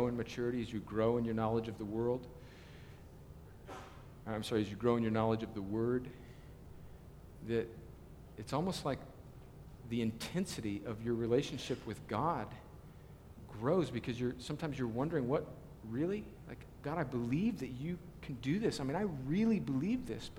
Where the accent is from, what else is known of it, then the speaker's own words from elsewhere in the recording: Southern California, United States; moved away; I grew up in Southern California and I'm a USC fan